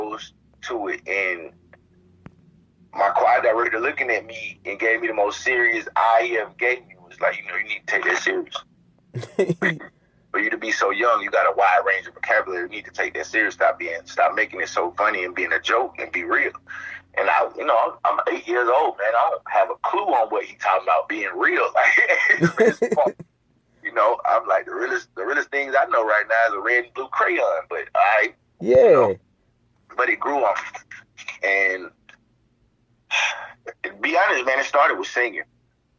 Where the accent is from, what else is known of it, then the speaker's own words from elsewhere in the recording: Spartanburg, South Carolina, United States; I'm from Spartanburg, South Carolina.